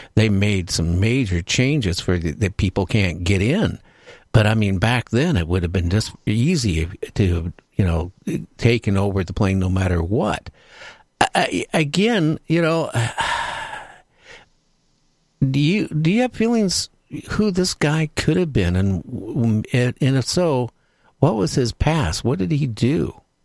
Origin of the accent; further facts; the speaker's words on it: Washington, United States; I grew up in the Northwest here in Washington State.